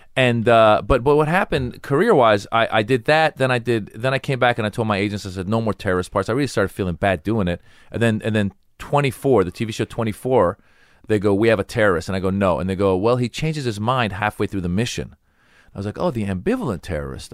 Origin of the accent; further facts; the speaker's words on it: United States; I grew up in America.